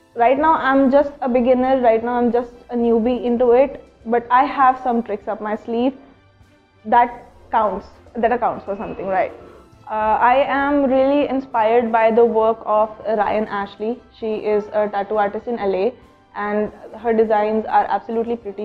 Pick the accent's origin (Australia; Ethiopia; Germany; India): India; Chandigarh; now in Udaipur, India; I am from Chandigarh.